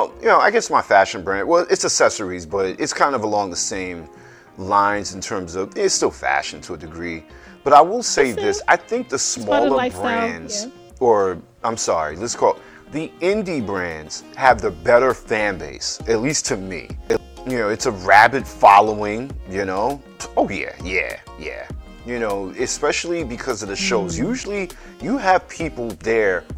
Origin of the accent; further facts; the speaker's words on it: New York, United States; as a New Yorker